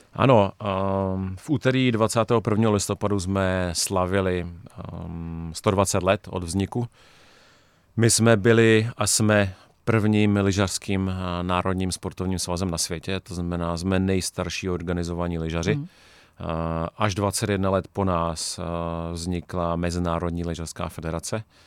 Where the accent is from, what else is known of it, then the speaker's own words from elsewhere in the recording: Czechia; my jako Češi